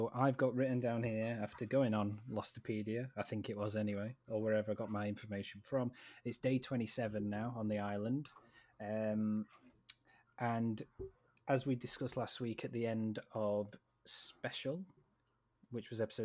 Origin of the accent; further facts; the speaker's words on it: Sheffield, Yorkshire and the Humber, United Kingdom; we're from Sheffield